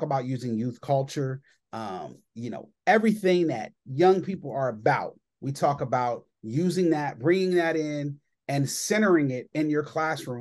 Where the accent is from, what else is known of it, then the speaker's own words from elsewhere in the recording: Columbus, Ohio, United States; I am from Columbus, Ohio